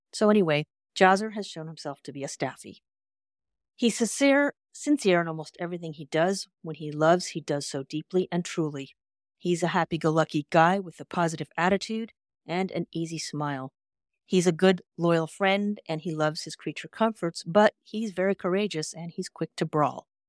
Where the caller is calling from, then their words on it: California, United States; I'm calling in from California